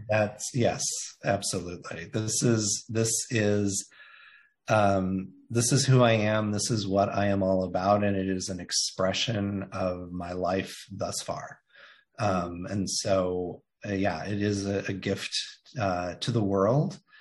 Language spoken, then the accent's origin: English; Indiana, United States; moved away; I identify that I grew up in Indiana. It's where I am from.